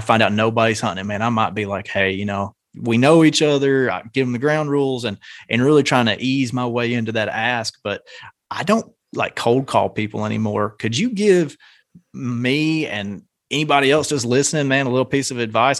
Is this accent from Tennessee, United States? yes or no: yes; Nashville, Tennessee, United States; I'm from around the Nashville area